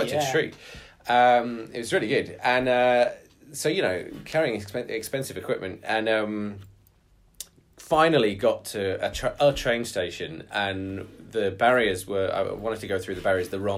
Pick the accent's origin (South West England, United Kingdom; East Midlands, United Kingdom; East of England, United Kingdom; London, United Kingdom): South West England, United Kingdom; Bristol; Bristol is actually my hometown